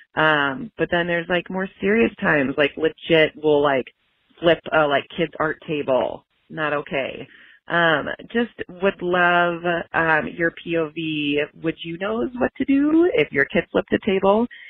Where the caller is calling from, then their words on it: Minneapolis, Minnesota, United States; I'm calling from Minneapolis.